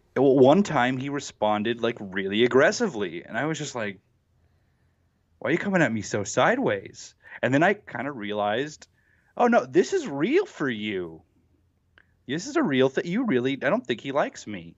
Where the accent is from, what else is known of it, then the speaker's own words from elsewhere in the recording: United States; I'm from Oklahoma, Texas